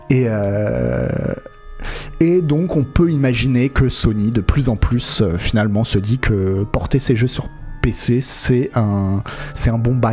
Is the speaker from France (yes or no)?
yes; France; Ouais, euh, Nico, effectivement, et pour nous en tant que Français, euh, c'était un peu compliqué.